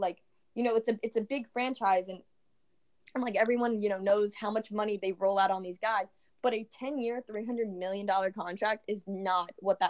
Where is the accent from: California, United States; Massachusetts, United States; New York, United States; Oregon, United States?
New York, United States; White Plains; now in Tampa, United States; I'm from Tampa, Florida. Actually, I'm originally from New York, White Plains.